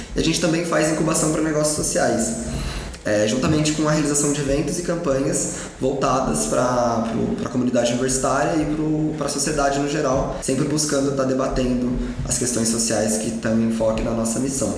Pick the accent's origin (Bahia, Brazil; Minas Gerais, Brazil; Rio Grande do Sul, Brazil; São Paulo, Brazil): São Paulo, Brazil; Aparecida; a minha história começa no interior de São Paulo. Eu nasci em Aparecida do Norte